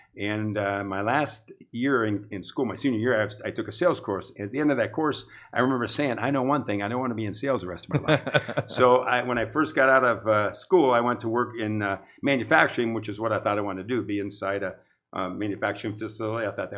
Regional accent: New Philadelphia, Ohio, United States; Well, I think really it was wholesome. It was one word I could say. Growing up in almost Mayberry back in that time

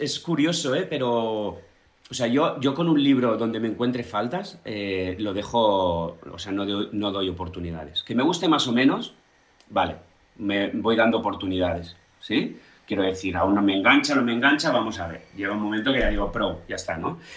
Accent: Blanes, Catalonia, Spain; mi pueblo

